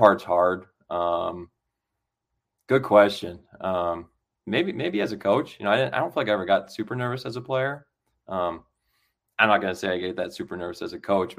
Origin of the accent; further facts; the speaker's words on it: Iowa, United States; growing up in the Midwest, you know, I was always an Iowa fan